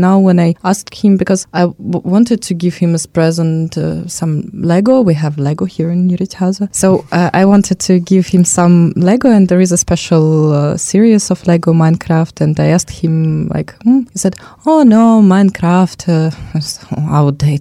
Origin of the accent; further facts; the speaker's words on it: Russia; I'm from Russia